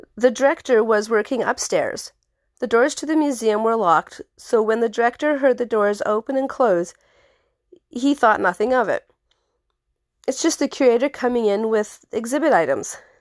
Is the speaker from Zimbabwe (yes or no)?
no; The Pas, Manitoba, Canada; my hometown, a haunted museum. It's the only museum in town